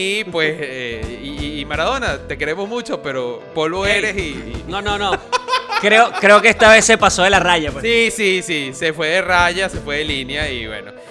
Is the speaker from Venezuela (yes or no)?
yes; Venezuela